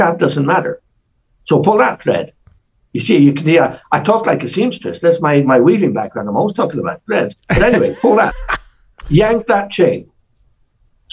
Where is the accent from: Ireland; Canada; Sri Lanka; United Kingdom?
Ireland; I'm Irish